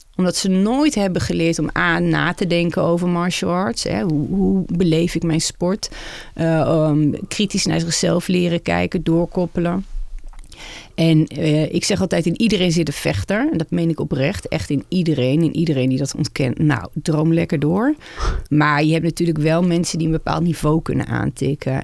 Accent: Netherlands; als vrouw en als Nederlander

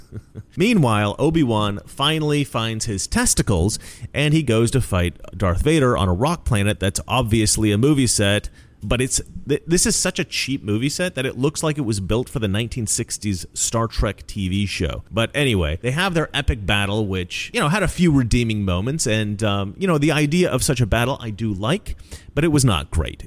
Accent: Oregon, United States; I grew up in Oregon. Basically, in the forest

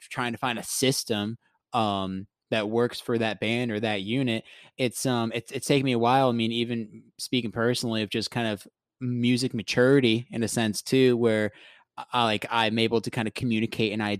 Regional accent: South Florida, United States; growing up in South Florida

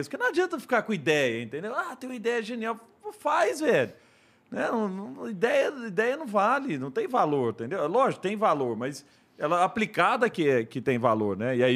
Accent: Araguari, Minas Gerais, Brazil; E, e, você pensa o seguinte, pô, o, eu sou de Araguari.

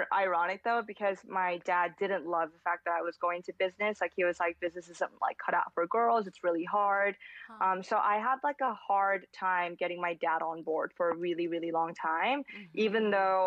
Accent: South Korea; moved away; being a girl growing up in Korea

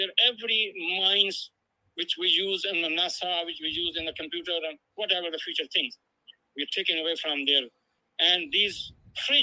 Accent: Pakistan; now in United States; as a Muslim, as an immigrant, as a Pakistani

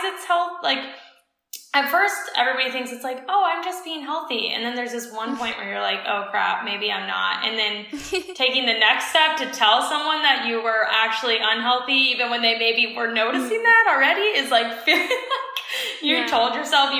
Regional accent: Colorado, United States; growing up in Colorado, in the States

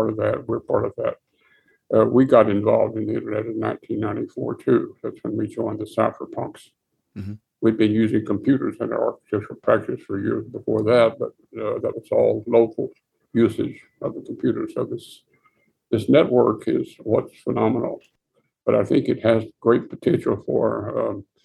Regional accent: Texas, United States; Being a Texan

